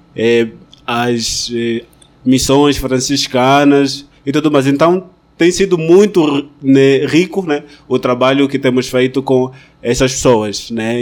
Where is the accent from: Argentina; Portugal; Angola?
Angola; Malanje; moved away as an adult; also born or lived in Rodeio, Santa Catarina, Brazil; now in Petrópolis, Brazil; sou angolano é, e nasci na província de Malange.